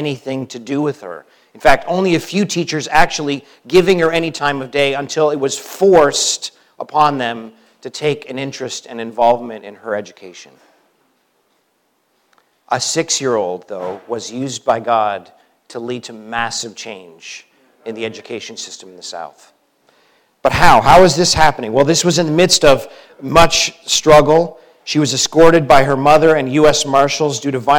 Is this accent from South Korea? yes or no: no; Canada; moved away as an adult; now in United States; as a Canadian now coming down to the U.S.